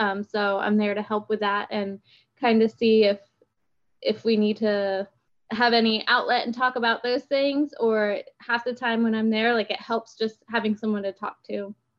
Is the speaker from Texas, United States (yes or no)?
no; Pennsylvania, United States; We moved down here from Pennsylvania 2 years ago.